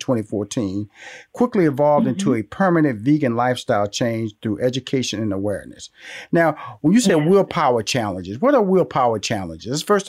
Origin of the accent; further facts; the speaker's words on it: Houston, Texas, United States; I'm born and raised. In fact, I was born in Fifth Ward, by the way.